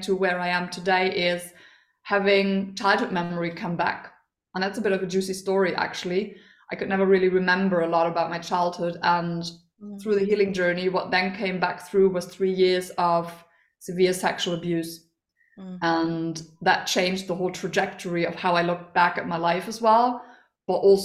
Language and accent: English; Germany; I am from Germany.